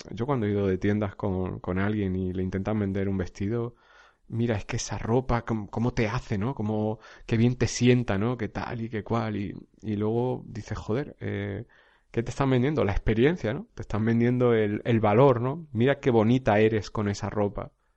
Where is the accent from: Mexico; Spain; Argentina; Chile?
Spain; a village in Jaén, Andalusia; now in Alicante, Spain; un pueblo de origen, un pueblo de Jaén, donde yo, donde yo soy natural